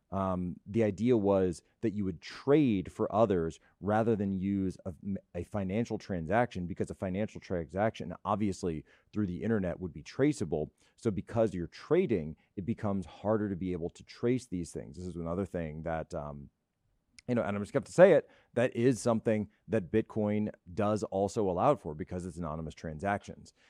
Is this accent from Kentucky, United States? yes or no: no; Philadelphia, Pennsylvania, United States; My beloved Philadelphia.